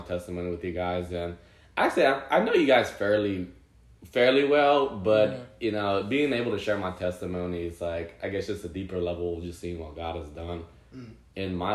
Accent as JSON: {"language": "English", "region": "Central New Jersey", "country": "United States", "tie": "born or raised there", "said": "I grew up in New Jersey, Central New Jersey."}